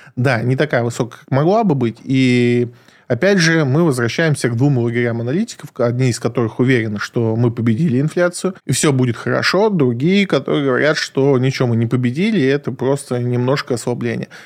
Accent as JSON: {"language": "Russian", "town": "Krasnodar", "region": "Krasnodar Krai", "country": "Russia", "tie": "born or raised there", "moved": "yes", "lives_now": "Moscow, Russia", "said": "я родом из Краснодара"}